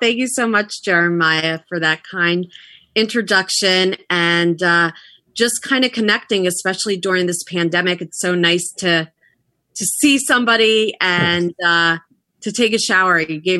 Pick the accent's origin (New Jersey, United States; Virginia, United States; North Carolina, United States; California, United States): New Jersey, United States; also born or lived in Queens, New York; I'm in Basking Ridge, New Jersey. We've been here 14 years. I love it. I was born in Queens when my parents and older brother immigrated from Russia. And then they moved to Jersey, and I've been a Jersey girl ever since.